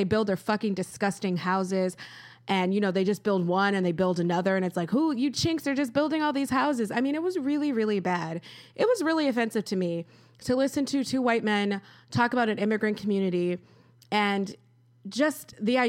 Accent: Rochester, New York, United States; I am an American. I was born in Rochester. This is what I know. Lisa Frank, mall walking, Wegmans.

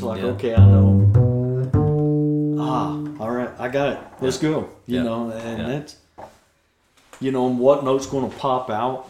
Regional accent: Arkansas, United States; I'm the hillbilly from Arkansas. I grew up in the middle of Arkansas in a town that's got 289 people.

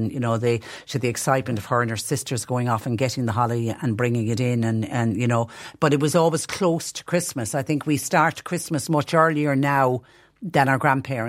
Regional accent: Tipperary, Munster, Ireland; Where I was growing up in Tipperary

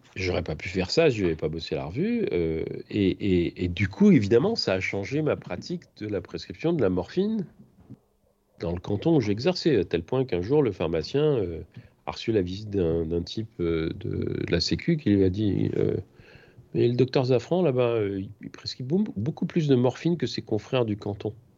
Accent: France; moved away as an adult; je suis parti de France

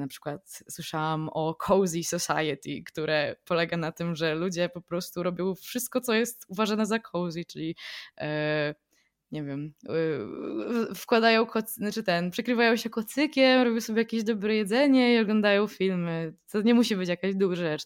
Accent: Poland; also born or lived in London

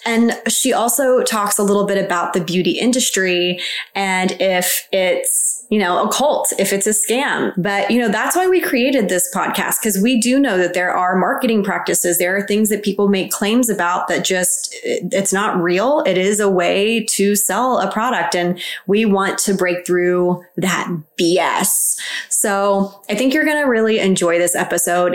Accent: Texas, United States; moved away; I'm from Texas, so I definitely didn't grow up in the valley

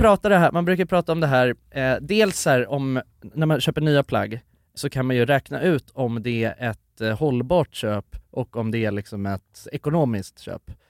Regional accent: Sweden; så att det inte hörs att jag är svensk

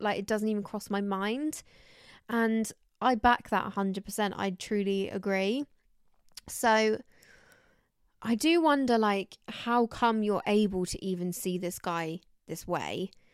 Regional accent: United Kingdom; I'm British, but I'm a little bit Spanish somewhere

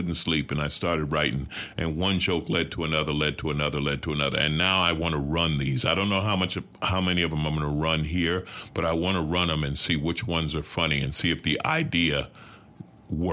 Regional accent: New York, United States; now in Los Angeles, United States; I grew up in New York and lived in L.A.

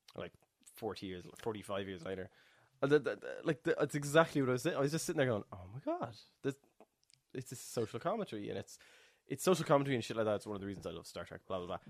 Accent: Ireland; me as an Irish person

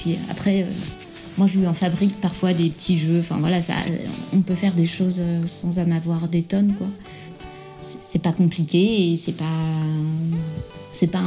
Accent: France; moved away as an adult; also born or lived in Brittany / Île-de-France / California; now in Parede, Portugal; là en ce moment je te parle de Parade au Portugal qui est pas loin de Lisbonne et je suis française originaire à moitié de Bretagne et à moitié de la région parisienne. Et sinon avant j'étais expat en Californie pendant 4 ans et demi.

